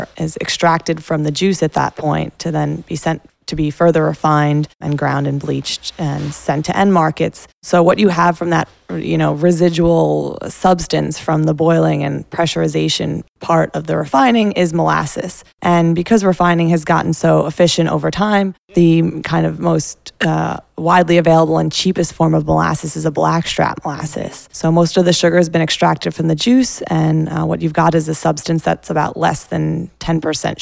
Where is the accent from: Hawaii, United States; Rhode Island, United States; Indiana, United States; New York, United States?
New York, United States; New York City; also born or lived in Brooklyn; I am a native New Yorker.